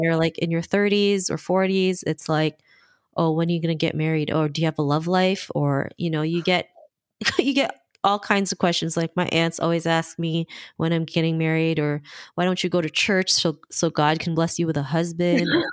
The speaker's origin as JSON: {"language": "English", "country": "Philippines", "tie": "born or raised there", "said": "I was born in the Philippines. Um, you know, I have a big family in the Philippines, and, you know, I grew up in two different cultures"}